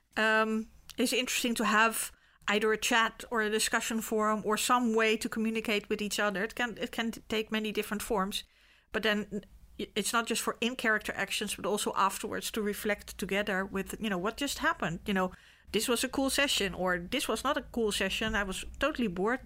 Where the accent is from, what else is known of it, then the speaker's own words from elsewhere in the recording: The Hague, South Holland, Netherlands; I was born in Scheveningen.